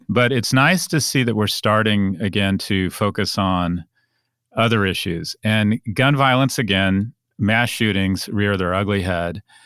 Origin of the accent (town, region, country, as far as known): United States